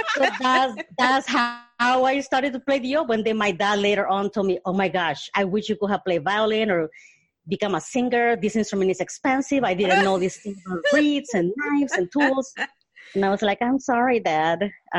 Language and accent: English; Honduras; moved away; also born or lived in Mississippi / Colorado; I was born in Honduras in Central America